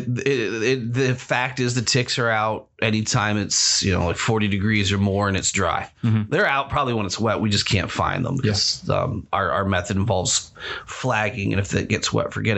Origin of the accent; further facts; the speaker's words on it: Erie, Pennsylvania, United States; growing up near Erie